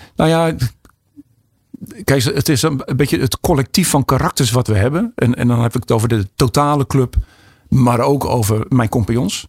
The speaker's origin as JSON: {"language": "Dutch", "town": "Alphen aan de Rijn", "region": "South Holland", "country": "Netherlands", "said": "ik kom uit Alphen aan de Rijn"}